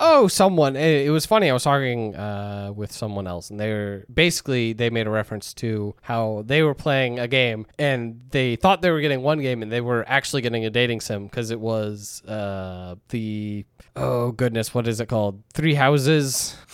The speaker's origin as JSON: {"language": "English", "country": "United States", "said": "we are American"}